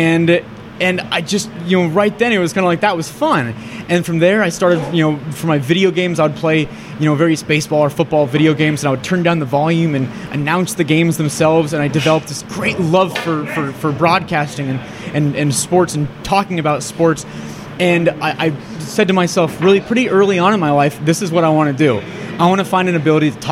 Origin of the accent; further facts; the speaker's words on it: Kirkland, Washington, United States; also born or lived in Seattle; I grew up in Kirkland